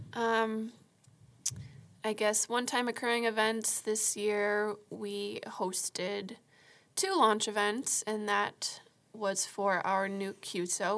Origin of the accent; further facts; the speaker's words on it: Marshfield, United States; moved away as an adult; also born or lived in Florida; I was born and raised in Marshfield.